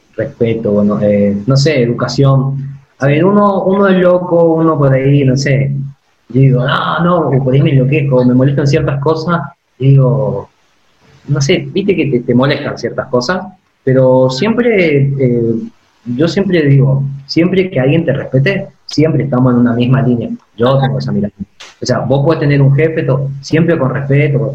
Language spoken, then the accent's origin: Spanish; Esquina, Corrientes, Argentina; moved away as an adult; also born or lived in Saladas / Mercedes; now in La Plata, Argentina; nací en Corrientes, claro. pero quería en esquina.